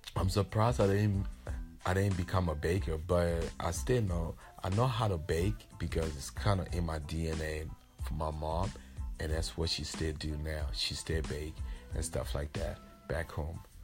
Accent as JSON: {"language": "English", "country": "Liberia", "tie": "born or raised there", "said": "I'm from Liberia and I grew up the city that I grew up in in Liberia was uh Omatade."}